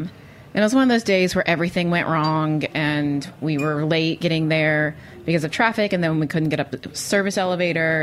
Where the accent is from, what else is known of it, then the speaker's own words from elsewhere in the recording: the South, United States; now in New York, United States; as a Southerner